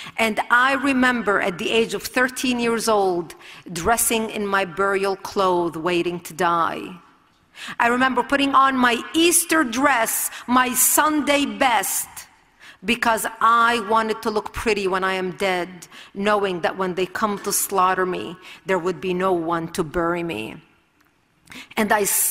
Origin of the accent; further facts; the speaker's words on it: Lebanon; I was born and raised in Lebanon